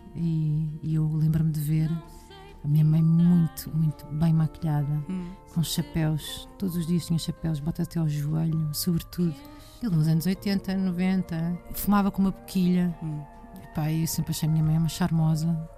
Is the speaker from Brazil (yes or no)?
no; Portugal; nos falta a nós como portugueses